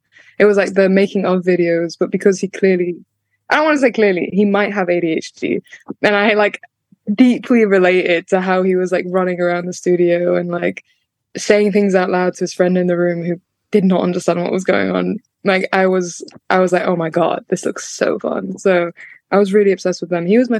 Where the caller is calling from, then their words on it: Manchester, North West England, United Kingdom; So Manchester, but I was in London yesterday to drop off like a birthday present and go to an event, and then I've come back home today